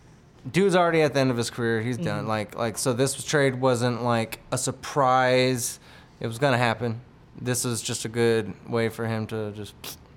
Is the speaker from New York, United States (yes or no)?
no; Texas, United States; I'm from Texas.